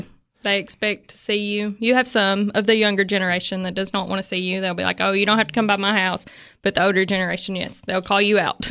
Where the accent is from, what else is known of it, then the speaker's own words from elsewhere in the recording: Moss, Tennessee, United States; I grew up in Moss